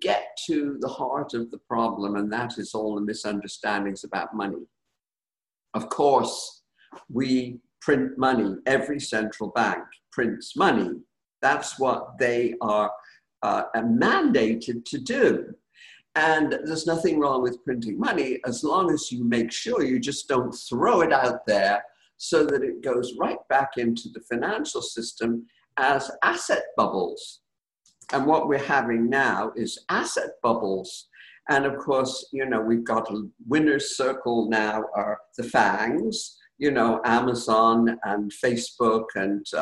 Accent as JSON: {"language": "English", "country": "United Kingdom", "tie": "born or raised there", "moved": "yes", "lives_now": "United States", "said": "I grew up in Britain, and this is my beloved adopted country"}